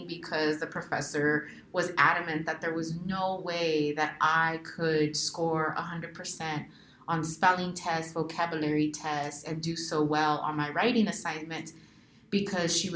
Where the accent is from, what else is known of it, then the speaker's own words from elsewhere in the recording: Central Valley, California, United States; English is a second language; also born or lived in Riverside; We grew up in the Central Valley